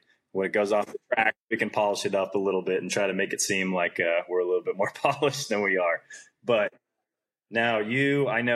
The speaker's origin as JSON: {"language": "English", "town": "Centerville", "region": "Massachusetts", "country": "United States", "tie": "born or raised there", "said": "I grew up in Centerville"}